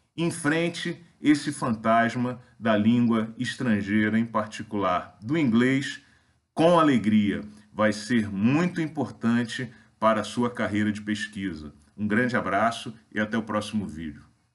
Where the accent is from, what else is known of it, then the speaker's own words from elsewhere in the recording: Brazil; nós, brasileiros, em geral, falamos muito mal as línguas estrangeiras